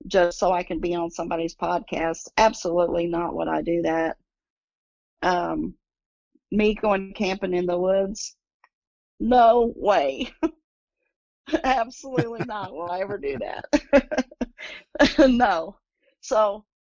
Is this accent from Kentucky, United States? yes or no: yes; Pine Mountain, Kentucky, United States; now in Indianapolis, United States; my hometown in Kentucky. They were on Pine Mountain. And that's where I'm from